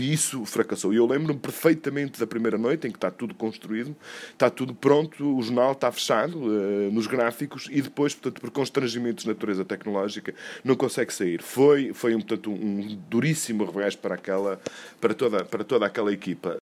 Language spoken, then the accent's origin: Portuguese; Douro, Portugal; tenho 54 anos, nasci no Douro